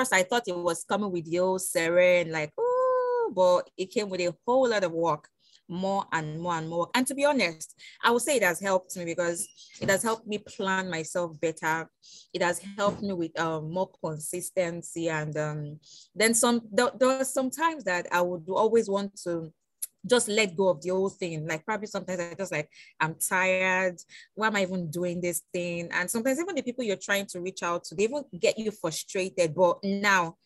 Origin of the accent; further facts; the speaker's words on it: Nigeria; now in Lagos, Nigeria; Nigerian youths. We are energetic